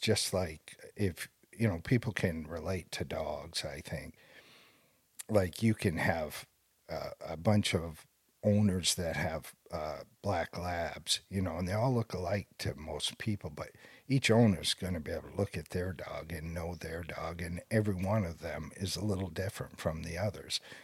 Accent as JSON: {"language": "English", "region": "Maine", "country": "United States", "tie": "born or raised there", "said": "I was born and raised here in Maine"}